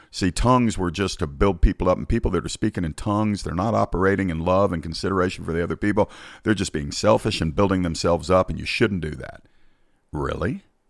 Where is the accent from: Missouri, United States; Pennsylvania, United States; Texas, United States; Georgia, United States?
Georgia, United States; my home state of Georgia